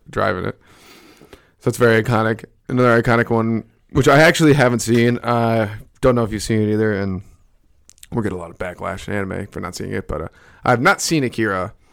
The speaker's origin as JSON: {"language": "English", "town": "Albany", "region": "New York", "country": "United States", "also_born_or_lived": "Buffalo", "moved": "yes", "said": "Represent five one eight back in Albany"}